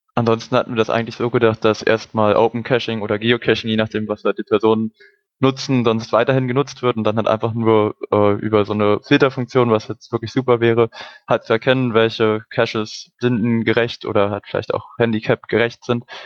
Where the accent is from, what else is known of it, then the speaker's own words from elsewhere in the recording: Brandenburg, Germany; moved away as an adult; now in Hamburg, Germany; Also ich bin auch gerade erst nach Hamburg oder im September nach Hamburg gezogen, komme ursprünglich aus Brandenburg